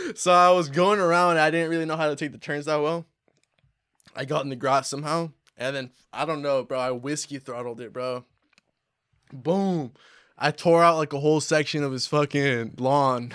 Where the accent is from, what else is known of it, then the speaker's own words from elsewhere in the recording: Humboldt, California, United States; We're from Humboldt. We really do this shit out here